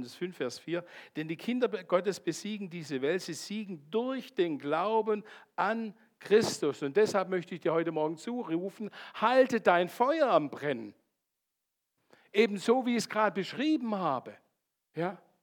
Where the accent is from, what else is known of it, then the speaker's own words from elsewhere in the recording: Landshut and Bayreuth, Bavaria, Germany; moved away; ursprünglich komme ich aus Landshut und Bayreuth